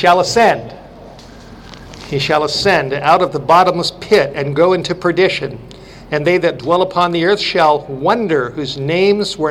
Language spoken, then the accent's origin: English; California, United States; moved away; to be back in California, to be in my home state, to be not far from where I went to school